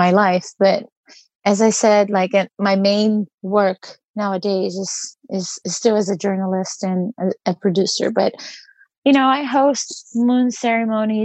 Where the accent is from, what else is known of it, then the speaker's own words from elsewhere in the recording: Brazil; moved away as an adult; now in United States; So I grew up in Brazil and I moved to the US when I was 23.